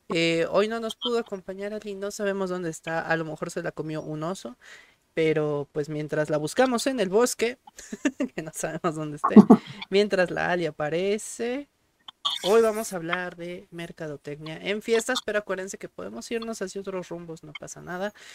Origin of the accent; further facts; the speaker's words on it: Mexico; la identidad en este caso de nosotros como mexicanos